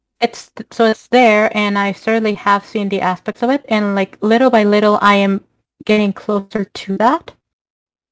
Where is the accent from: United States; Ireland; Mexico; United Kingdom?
Mexico; moved away as an adult; now in Canada; I'm originally from Mexico